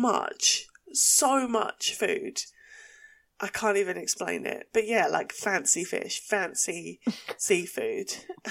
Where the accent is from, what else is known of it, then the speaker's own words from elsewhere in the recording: Essex, East of England, United Kingdom; accent: Essex; this is also how I sound with my Essex accent